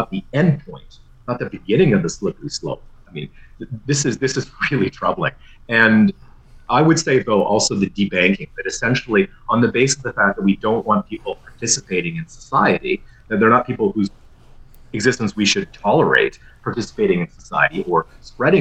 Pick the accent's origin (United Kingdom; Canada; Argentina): Canada; Ottawa, Ontario; I grew up in Ottawa too